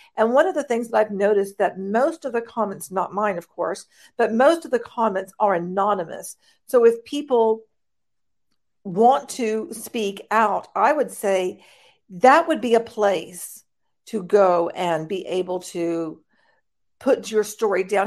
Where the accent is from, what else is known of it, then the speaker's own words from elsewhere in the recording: United States; I'm an American